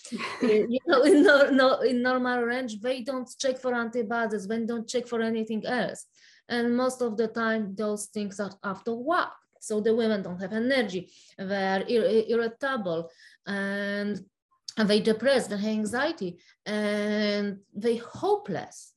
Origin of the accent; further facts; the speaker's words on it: Poland; English is a second language; moved away as an adult; now in United States; I was uh, born and raised in Poland, so Poland